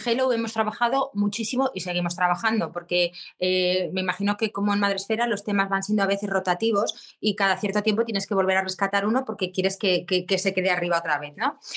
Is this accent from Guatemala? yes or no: no; Zaragoza, Aragon, Spain; soy de Zaragoza